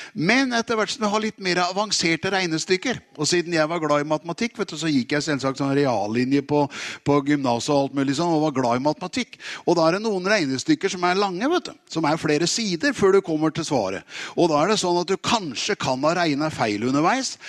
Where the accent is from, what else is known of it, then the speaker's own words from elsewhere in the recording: Tune, Østfold, Norway; moved away; also born or lived in Oslo; jeg er jo egentlig fra Tune